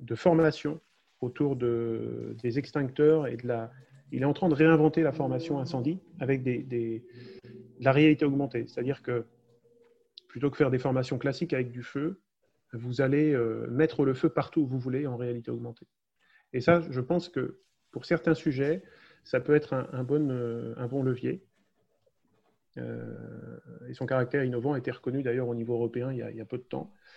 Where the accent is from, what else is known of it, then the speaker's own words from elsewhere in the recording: France; on partage tous en tant que Français